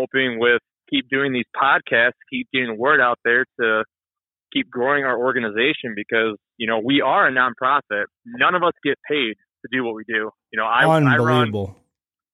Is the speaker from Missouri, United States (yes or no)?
no; Michigan, United States; I'm from Michigan, so right here in the Saginaw Bay